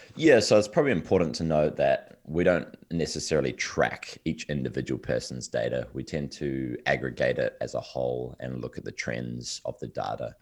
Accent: New Zealand; I'm originally from New Zealand, yes, at the bottom of the world. I'm miles away from, uh, from the U S. Um, but this is where I grew up

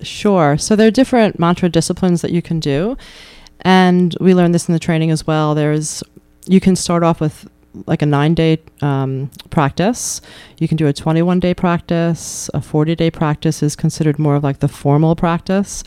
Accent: New York, United States; now in Keene, United States; I grew up in New York

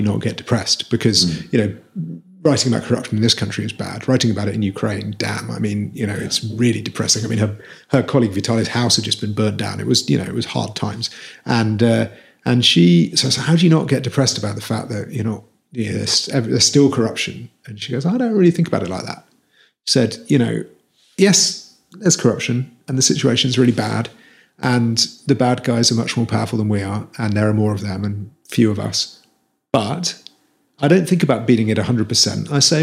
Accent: Wales, United Kingdom; I'm from Wales

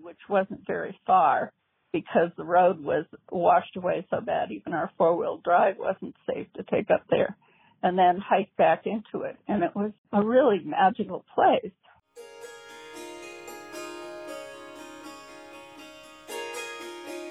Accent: United States; also born or lived in North Dakota / South Dakota; now in Albuquerque, United States; I was raised in North and South Dakota for the most part

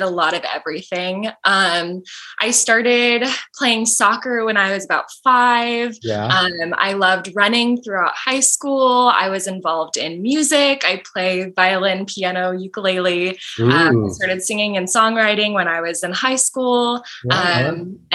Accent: Vacaville, California, United States; I'm from Vacaville, California.

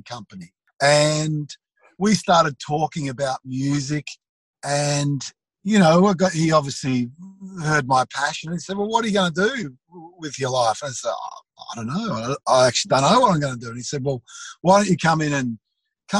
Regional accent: Dandenong, Victoria, Australia; I grew up in Dandenong

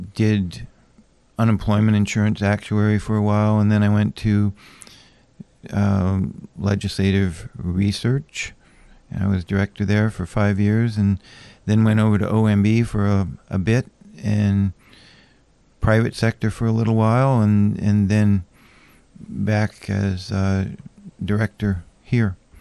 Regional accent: Anchorage, Alaska, United States; moved away; also born or lived in Hawaii / Madison, Wisconsin; I grew up in Anchorage and left when I was, oh, just around sixty-three, about time of the earthquake and came back in seventy-eight

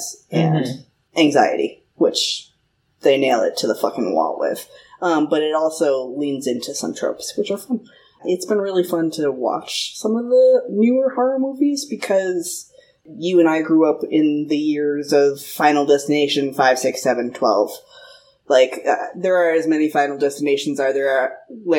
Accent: Marshfield, Massachusetts, United States; moved away as an adult; now in California, United States; I grew up in Marshfield, with all of the rest of the fucking Irish people.

